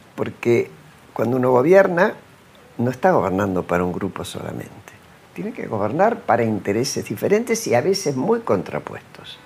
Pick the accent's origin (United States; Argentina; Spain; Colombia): Argentina